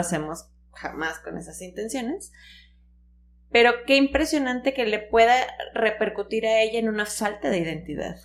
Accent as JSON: {"language": "Spanish", "town": "Tampico", "region": "Tamaulipas", "country": "Mexico", "said": "en Tampico, nosotros somos de Tampico"}